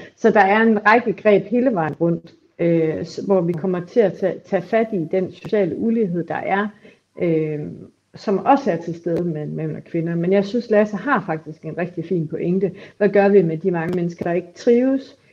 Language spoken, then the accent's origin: Danish; Aarhus, Central Denmark Region, Denmark; i Aarhus, hvor jeg kommer fra